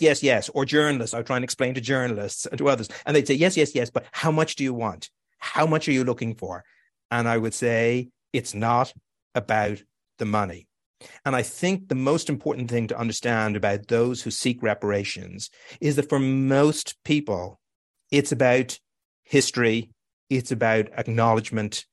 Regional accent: Ireland; now in New York, United States; I know I felt it growing up in Ireland

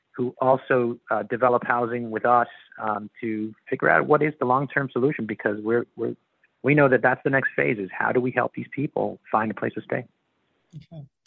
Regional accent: Miami, Florida, United States; also born or lived in Colombia; Grew up in Miami

